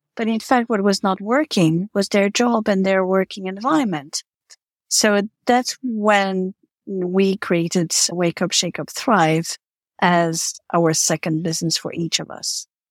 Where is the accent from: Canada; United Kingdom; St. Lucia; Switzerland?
Switzerland; moved away as an adult; also born or lived in New York City / Africa / Eastern Europe; I'm Swiss. I was born in Switzerland, but I lived and worked in New York City